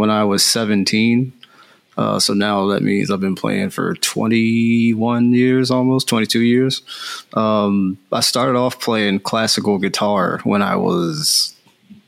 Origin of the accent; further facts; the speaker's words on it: Philadelphia, Pennsylvania, United States; moved away as an adult; now in California, United States; I'm from the East Coast, so I'm from Philadelphia. And I moved out to California back in 2015